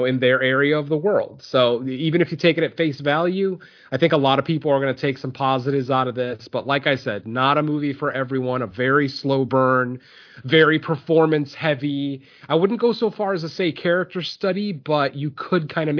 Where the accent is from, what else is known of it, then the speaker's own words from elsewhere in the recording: Spain; Spain, you know, my home country